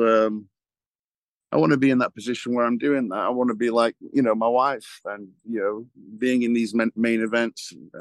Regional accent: England, United Kingdom; moved away; we're obviously born and raised in England

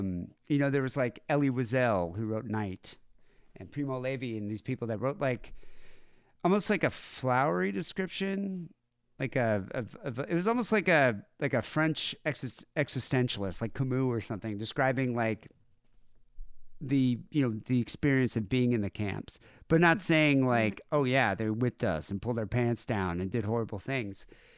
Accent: South Africa; I mean, growing up in Southern Africa during the 80s, porn completely banned. They call them blue movies. So you'd never have access to it.

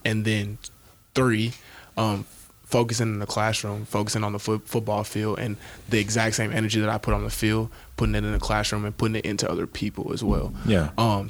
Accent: Shreveport, Louisiana, United States; now in Nebraska, United States; I'm originally from Shreveport, Louisiana

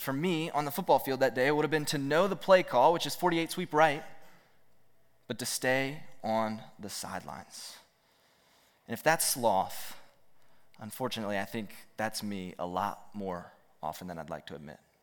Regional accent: Roanoke, Virginia, United States; I grew up here in Roanoke

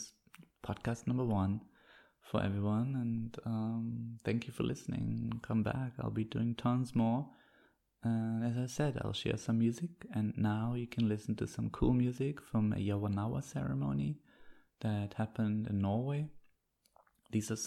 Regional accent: East Germany, Germany; moved away; I grew up in East Germany

